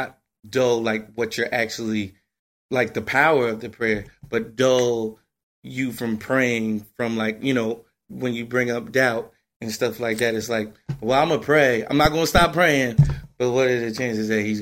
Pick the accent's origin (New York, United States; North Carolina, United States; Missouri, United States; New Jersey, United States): New Jersey, United States; I'm from Jersey